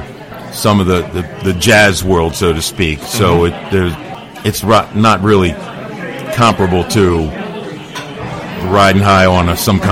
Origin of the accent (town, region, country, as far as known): Dundalk, Maryland, United States; born or raised there